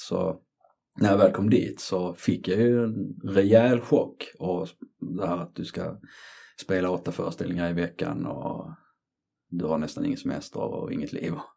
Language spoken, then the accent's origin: Swedish; Trelleborg, Skåne, Sweden; moved away as an adult; also born or lived in Colombia / Gothenburg / London; jag är född i Colombia 1975. Eh, jag är uppväxt i Skåne, Trelleborg, Sveriges sydligaste stad